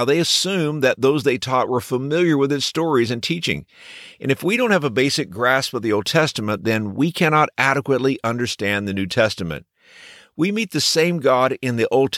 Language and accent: English; Texas, United States; when I was a boy growing up in Texas